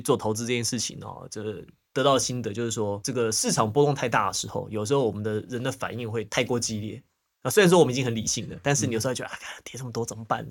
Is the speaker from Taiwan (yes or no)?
yes; Taiwan; moved away as an adult; also born or lived in United States; 虽然要回台湾工作了嘛